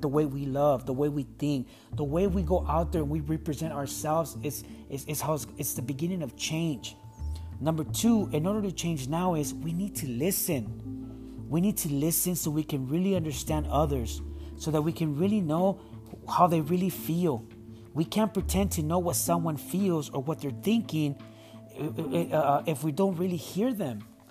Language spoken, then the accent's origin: English; San Diego, California, United States; Growing up in San Diego in the 90s was tough, and I did experience racism